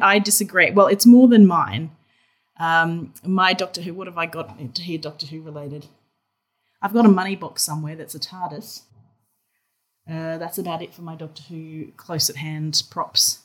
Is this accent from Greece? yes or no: no; Australia; accent: Australian; I'm obviously Australian, if the accent didn't give it away